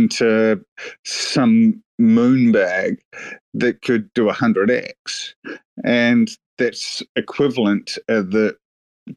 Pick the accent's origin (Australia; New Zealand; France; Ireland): New Zealand; I'm from New Zealand